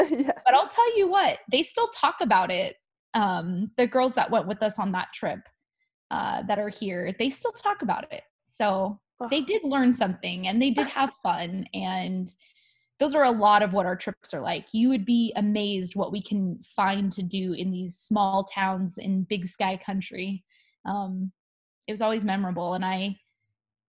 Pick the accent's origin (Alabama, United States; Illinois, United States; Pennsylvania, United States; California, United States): California, United States; Southern; I was born and raised in Southern California